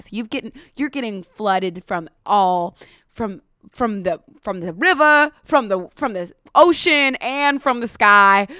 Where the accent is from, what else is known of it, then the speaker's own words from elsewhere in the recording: United States; I'm American